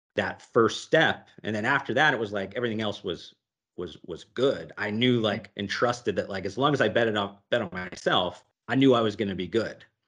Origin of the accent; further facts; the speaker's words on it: Ohio, United States; moved away as an adult; also born or lived in Las Vegas; when I moved away from Ohio and I lived on my buddy's couch in Las Vegas after college